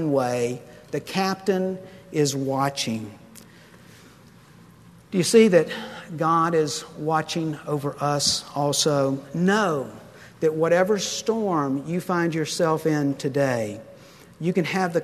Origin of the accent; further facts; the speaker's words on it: Pensacola, Florida, United States; I grew up in Pensacola, and there's a huge naval air station there